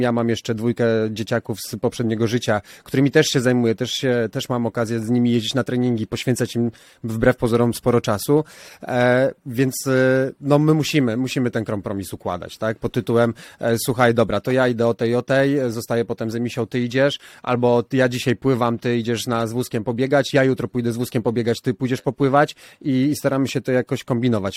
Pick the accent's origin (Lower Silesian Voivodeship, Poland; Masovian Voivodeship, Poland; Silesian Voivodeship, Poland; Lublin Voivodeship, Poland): Masovian Voivodeship, Poland; Warsaw; wychowałem się na chomiczówce